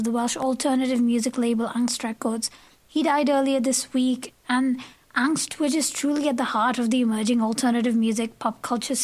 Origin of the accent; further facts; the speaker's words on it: Chennai, Tamil Nadu, India; moved away; Chennai in India, south of India, my hometown actually